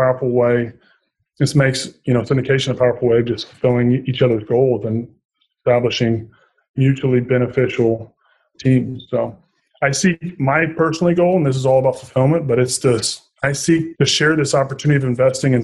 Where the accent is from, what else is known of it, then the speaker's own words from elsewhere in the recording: Southern Indiana, United States; moved away as an adult; I was born and raised in Southern Indiana, and I'm very fond of my people back home and very proud Hoosier